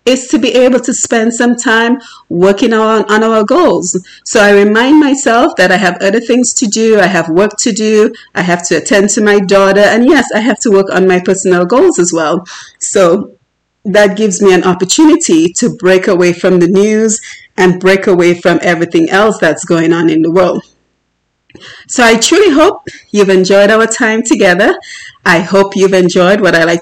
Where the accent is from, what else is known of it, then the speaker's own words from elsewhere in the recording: Dominica; moved away; growing up in Dominica and the challenges I myself faced